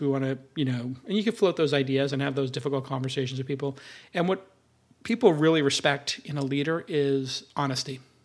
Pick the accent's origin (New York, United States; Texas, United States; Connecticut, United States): New York, United States; New York City; I'm from Brooklyn